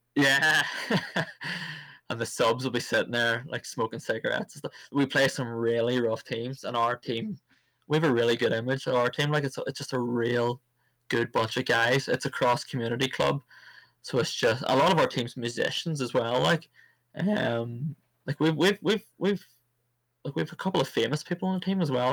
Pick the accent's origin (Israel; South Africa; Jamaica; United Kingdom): United Kingdom; Cookstown, Northern Ireland; I came from Cookstown, and the town was so segregated when it came to the likes of sports